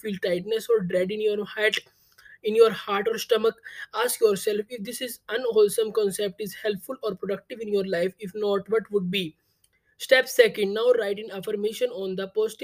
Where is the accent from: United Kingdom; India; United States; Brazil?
India; I am from India.